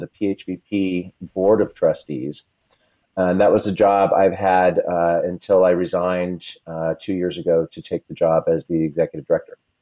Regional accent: Simi Valley, California, United States; also born or lived in New York; now in Los Angeles, United States; I grew up in Simi Valley, California

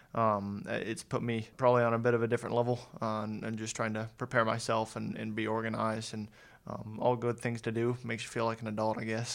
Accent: Mooresville, North Carolina, United States; also born or lived in Columbus, Ohio; I consider myself from North Carolina

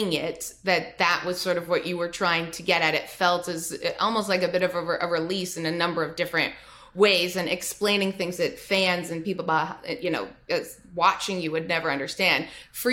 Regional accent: Toronto, Ontario, Canada; I'm from Toronto

